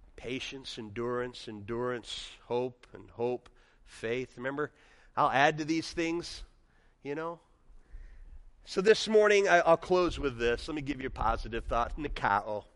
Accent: near Chicago, Illinois, United States; now in Michigan, United States; I grew up near Chicago

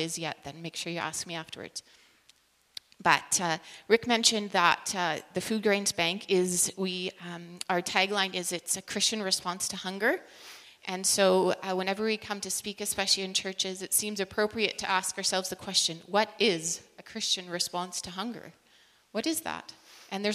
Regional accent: British Columbia, Canada; moved away as an adult; now in Saskatchewan, Canada; I actually grew up in British Columbia and moved to Saskatchewan now 20 years ago

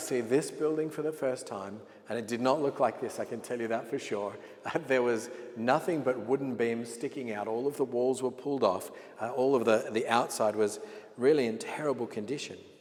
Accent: Sydney, New South Wales, Australia; moved away as an adult; I was born in Sydney, Australia, and I lived there all of my life until God called me to pastor this church uh, almost two years ago

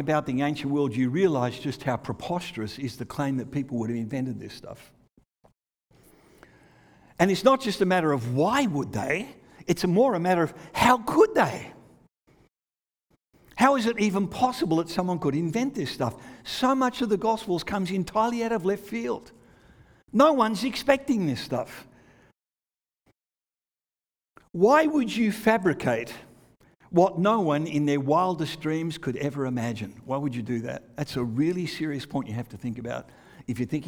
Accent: Australia; moved away; also born or lived in England; When I was growing up in Australia

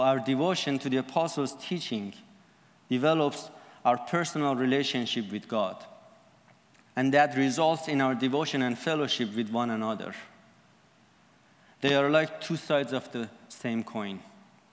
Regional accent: Iran; I am from Iran

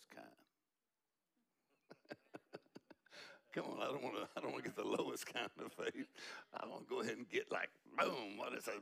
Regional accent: Texas, United States; we're from Texas

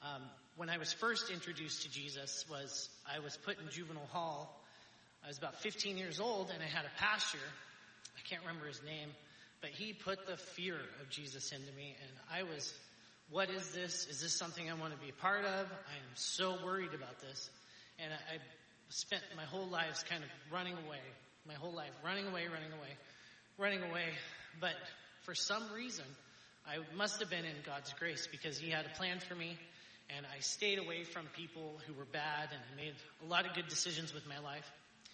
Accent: Astoria, United States; when I was born and raised in Astoria, I had a pretty good family, pretty well off

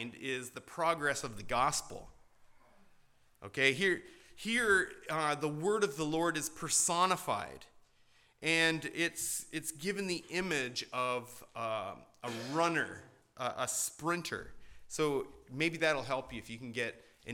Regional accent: Hamilton, Ontario, Canada; my hometown of Hamilton

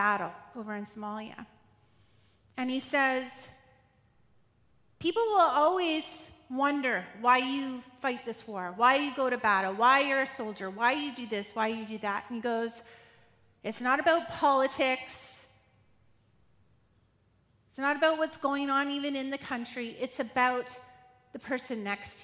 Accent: Quesnel, British Columbia, Canada; Growing up in Quesnel

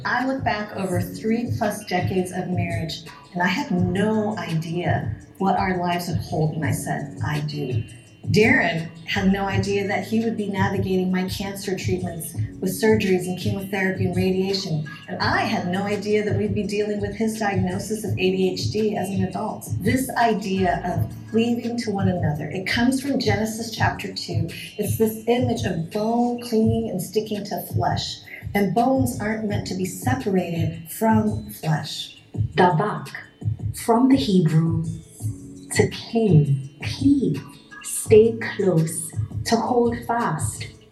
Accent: Colorado, United States; also born or lived in Wisconsin; I'm Chinese, born in Wisconsin and raised in Colorado

